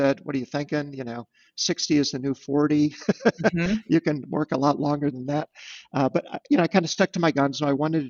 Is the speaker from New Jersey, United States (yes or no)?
no; Munster, Indiana, United States; now in Chicago, United States; growing up in Munster